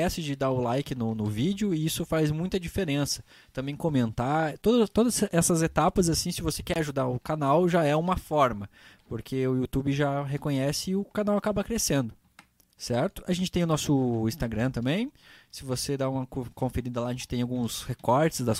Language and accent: Portuguese; São Paulo, Brazil; São Paulo, capital. Nasci na Zona Norte, bairro do Jaçana.